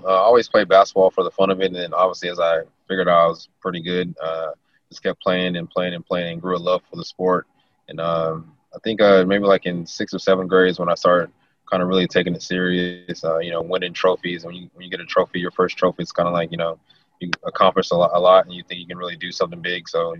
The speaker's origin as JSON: {"language": "English", "town": "Las Vegas", "region": "Nevada", "country": "United States", "tie": "born or raised there"}